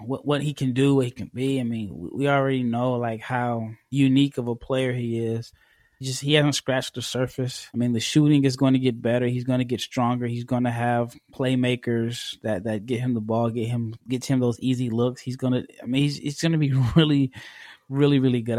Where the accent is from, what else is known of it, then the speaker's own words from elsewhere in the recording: United States; as an American